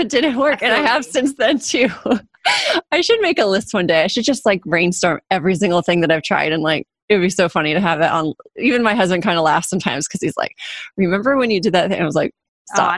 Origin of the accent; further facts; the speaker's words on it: Orange County, California, United States; also born or lived in Los Angeles, United States / Germany; now in San Diego, United States; I grew up in Orange County, live in San Diego now